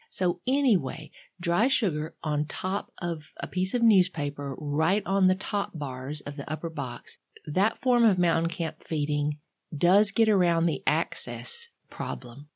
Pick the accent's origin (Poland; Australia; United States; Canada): United States; North Carolina; I'm from North Carolina, not Michigan